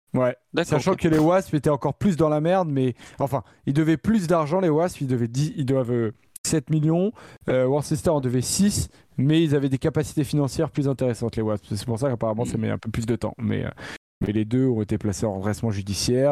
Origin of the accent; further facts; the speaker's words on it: France; en tant que Français